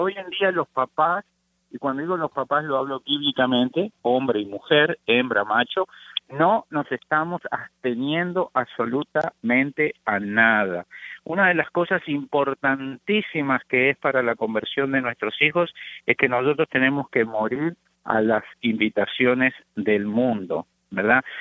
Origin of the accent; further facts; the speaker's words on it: Uruguay; now in United States; yo soy oriundo de Uruguay, junto con mi esposa somos uruguayos, nacidos allá, llevamos ya 33 años en los Estados Unidos